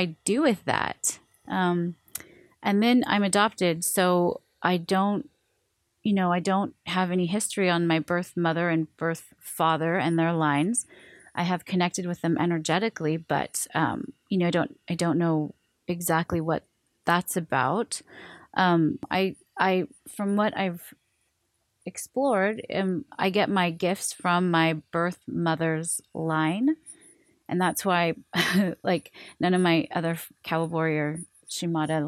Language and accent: English; Seattle, Washington, United States; also born or lived in Hawaii; I was born in Hawaii and then I was raised in Seattle